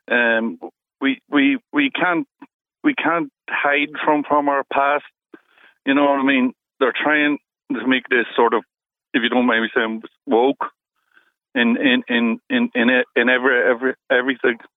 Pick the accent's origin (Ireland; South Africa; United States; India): Ireland; we're Irish